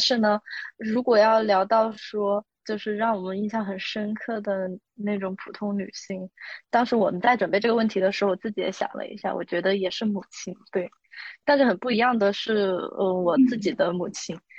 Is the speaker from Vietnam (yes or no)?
no; Chongqing, China; 我是重庆人